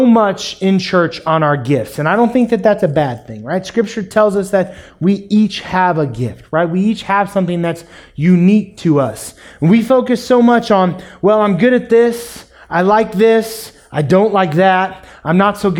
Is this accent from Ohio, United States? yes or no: no; Springfield, Missouri, United States; also born or lived in Kansas City; we moved to Springfield from Kansas City, I grew up in a family when the church doors were open